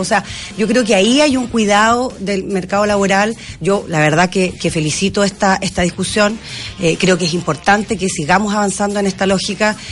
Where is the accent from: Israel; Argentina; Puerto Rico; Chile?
Chile